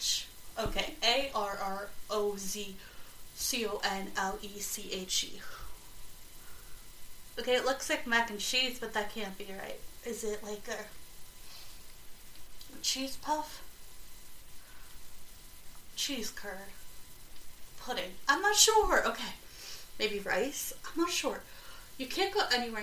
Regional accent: South Carolina, United States; my grandmother's pound cake growing up in South Carolina

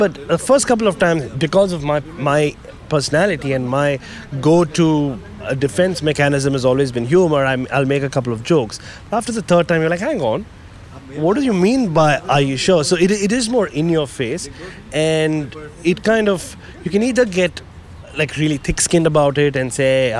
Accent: India; moved away as an adult; now in Australia; I was called all sorts of things even growing up in India

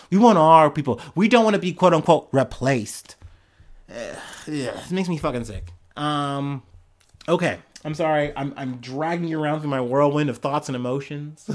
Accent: United States; as an American

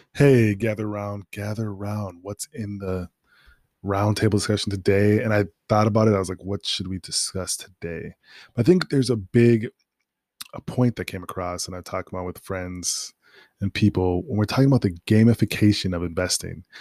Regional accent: Minnesota, United States; also born or lived in North Dakota; now in New York, United States; I'm from Minnesota.

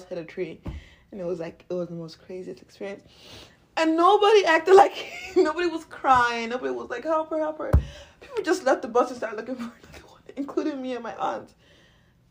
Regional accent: United States; accent: American; my American accent

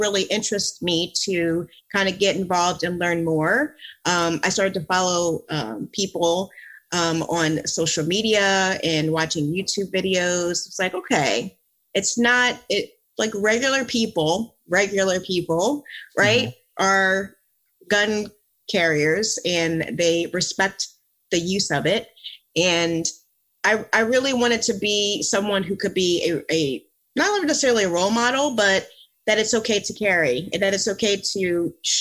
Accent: Philadelphia, Pennsylvania, United States; also born or lived in Virginia; now in Florida, United States; I grew up in the Philadelphia area, and then I moved to Virginia.

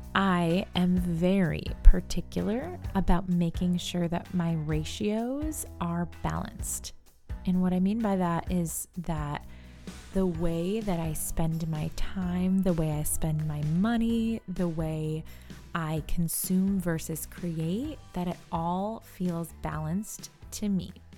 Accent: New York, United States; We're from New York

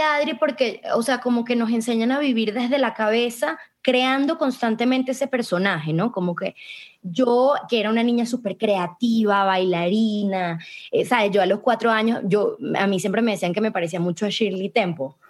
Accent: Venezuela; moved away as an adult; yo me fui de Venezuela con, la, con bueno, huyendo de mi país por, por mi seguridad

